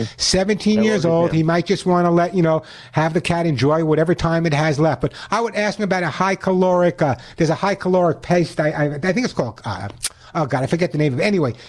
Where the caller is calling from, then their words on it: California, United States; I'm calling from California, by the way, those people listening from around the country.